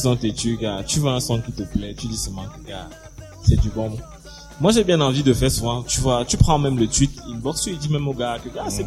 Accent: Cameroon; un Camerounais comme moi

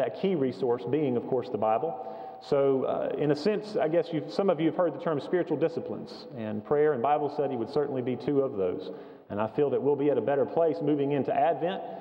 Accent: East Flat Rock, North Carolina, United States; Many of you also know that I grew up in Hendersonville, just west of here, up 74 and up 26, and I grew up in the community of East Flat Rock

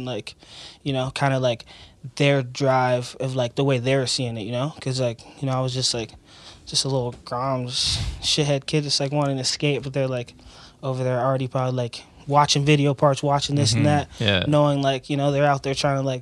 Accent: Jupiter, Florida, United States; I grew up in Jupiter, Florida, a little small beach town off the east coast of Florida

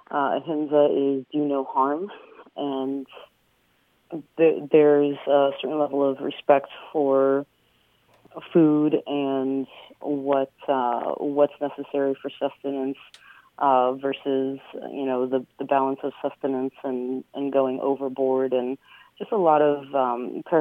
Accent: Venezuela; born there; I'm actually an Andean native from South America. I was born in Venezuela

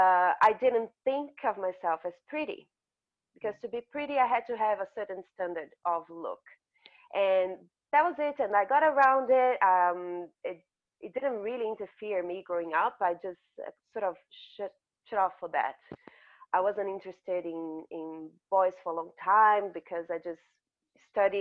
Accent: Brazil; also born or lived in north of Brazil / south of Brazil; I grew up in Brazil, in a part of Brazil where I looked different. I was born in the north of Brazil and everyone looks like me

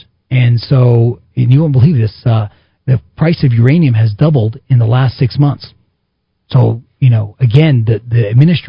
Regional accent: Carlsbad, New Mexico, United States; I grew up in Carlsbad

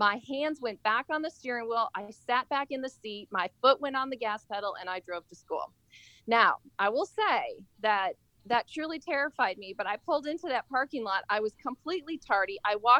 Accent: Apple Valley, Minnesota, United States; Well, I grew up, like, kind of, we moved around a few times. But that particular, I was in Minnesota. It was just, I think it was south of Rosemont. It was called Apple Valley.

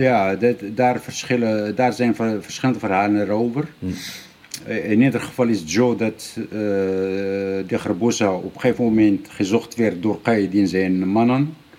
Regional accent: Morocco; bij ons in Marokko

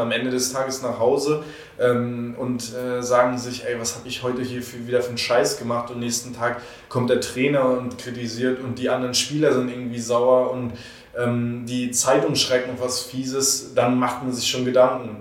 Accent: Stralsund, Mecklenburg-Vorpommern, Germany; moved away; ich komme aus Stralsund

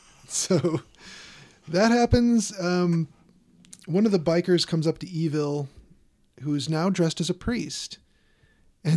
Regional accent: Chicago, Illinois, United States; and I'm from Chicago.

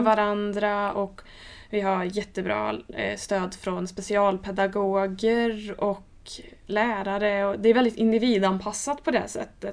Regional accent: Lidköping, Västra Götaland, Sweden; jag kommer från Lidköping

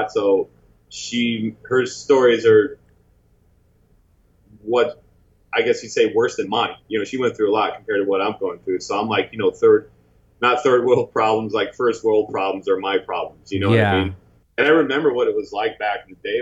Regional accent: St. Louis, Missouri, United States; moved away as an adult; also born or lived in Chicago, Illinois; now in Los Angeles, United States; I'm originally from St. Louis, and then I moved to Chicago when I was like in high school

